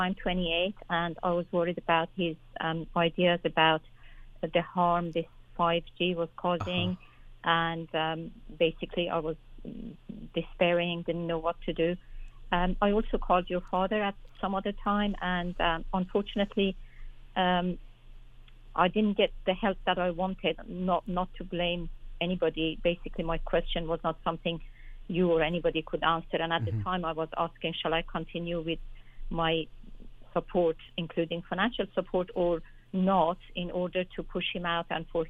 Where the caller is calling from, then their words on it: London, United Kingdom; Okay, thank you. I'm calling from London.